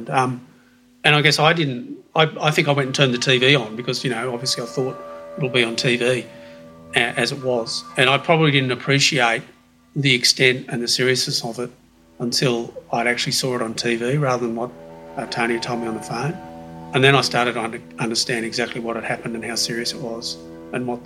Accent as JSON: {"language": "English", "region": "New South Wales", "country": "Australia", "moved": "as an adult", "lives_now": "Queensland, Australia", "said": "I came up from New South Wales in uh, February 2000. That was my first job north of the border."}